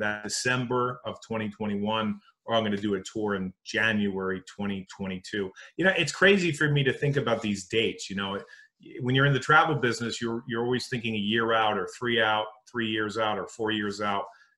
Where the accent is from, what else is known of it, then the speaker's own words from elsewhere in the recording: Connecticut, United States; moved away as an adult; also born or lived in Missouri; I grew up in Connecticut. And I moved out to Missouri